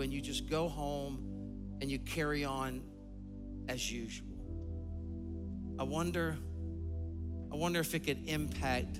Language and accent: English; Sumter, South Carolina, United States; I grew up in a small town, Sumter, South Carolina